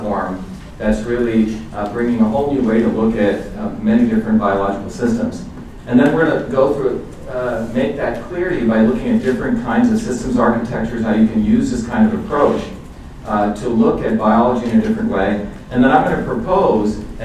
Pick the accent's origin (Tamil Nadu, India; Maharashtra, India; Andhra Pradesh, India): Maharashtra, India; Mumbai; moved away; I grew up in India